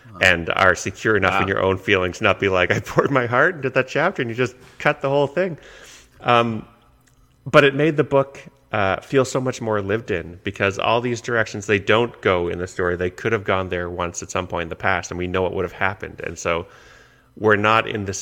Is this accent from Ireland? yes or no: no; Canada; I'm Canadian